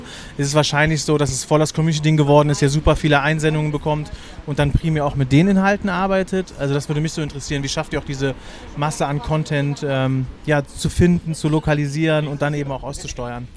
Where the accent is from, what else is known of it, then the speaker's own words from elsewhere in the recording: Bonn, North Rhine-Westphalia, Germany; ich komme ursprünglich aus Bonn